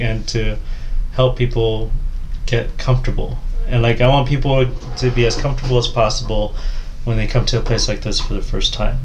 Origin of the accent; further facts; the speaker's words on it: Midwest, United States; I grew up in the Midwest